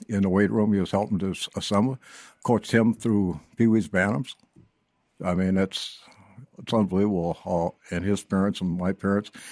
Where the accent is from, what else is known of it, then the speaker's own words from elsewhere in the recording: Hibbing, Minnesota, United States; moved away; also born or lived in Blaine, Minnesota; I was born and raised up in Hibbing, Minnesota